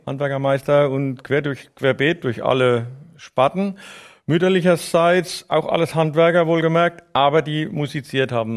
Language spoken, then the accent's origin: German; Neustadt an der Weinstraße, Rhineland-Palatinate, Germany; accent: Palatinate dialect; ich bin Neustadter, geboren in Neustadt an der Weinstraße, in der Schillerstraße